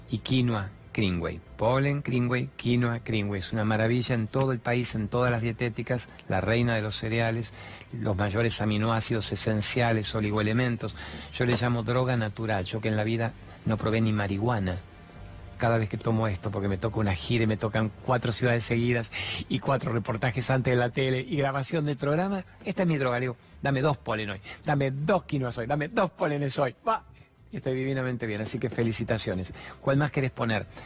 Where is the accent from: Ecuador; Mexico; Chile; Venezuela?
Venezuela; moved away; soy pastora, soy de Venezuela y te hago la pregunta. ¿Cómo hacemos los venezolanos que estamos lejos de nuestra tierra